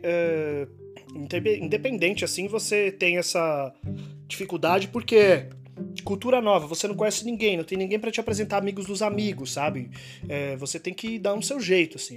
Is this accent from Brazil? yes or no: yes; Brazil; moved away; eu sou brasileiro